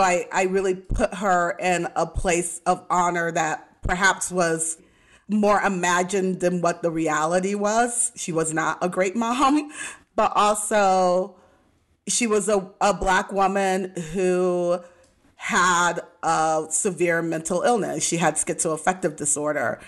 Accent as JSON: {"language": "English", "region": "Midwest", "country": "United States", "tie": "born or raised there", "also_born_or_lived": "Texas", "moved": "yes", "said": "I was raised in the Midwest, and we were in the Bible Belt of Texas"}